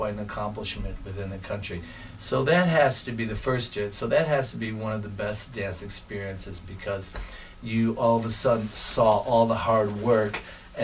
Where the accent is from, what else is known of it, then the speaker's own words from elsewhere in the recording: Chicago, Illinois, United States; moved away as an adult; now in Milwaukee, United States; I was born and raised in Chicago, and in 1983, I got an opportunity to move up to Milwaukee, Wisconsin for a teaching position